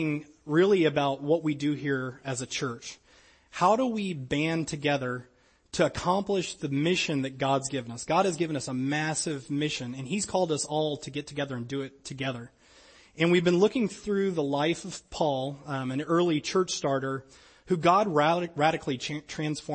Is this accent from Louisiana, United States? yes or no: yes; Louisiana, United States; I was pretty much Braves fan growing up in Louisiana because we didn't have a team